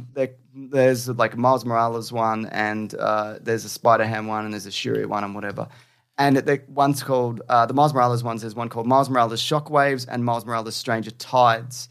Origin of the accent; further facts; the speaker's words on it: Australia; We're the two most iconic Aussie boys there are